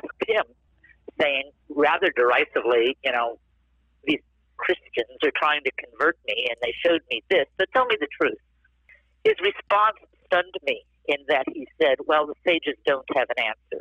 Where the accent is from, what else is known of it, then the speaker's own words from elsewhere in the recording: East Coast, United States; moved away; also born or lived in Southern California; I was raised on the East Coast in a culturally Jewish home, but yet very secularly.